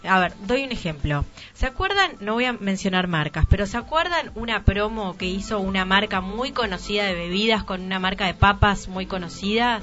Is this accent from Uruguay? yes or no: yes; Uruguay; Yo, por ejemplo, tengo doble nacionalidad, soy uruguaya y soy italiana.